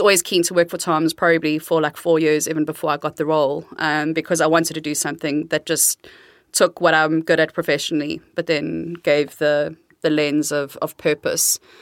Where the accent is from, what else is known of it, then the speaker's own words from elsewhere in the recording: South Africa; moved away as an adult; now in Amsterdam, Netherlands; I'm South African, born and raised, um, but been living in the Netherlands in Amsterdam for almost 21 years